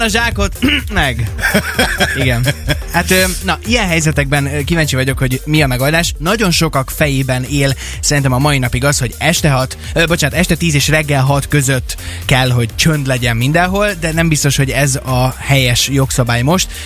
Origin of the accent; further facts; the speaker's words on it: Kecskemét, Bács-Kiskun, Hungary; now in Szeged, Hungary; én úgy nőttem föl gyerekkoromban, hogy ahol mi laktunk Kecskeméten